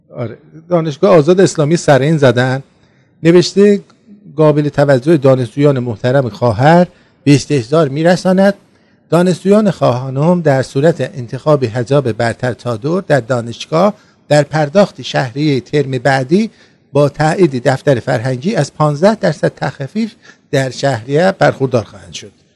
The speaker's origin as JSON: {"language": "Persian", "country": "Iran", "said": "ما ایرانی هستیم"}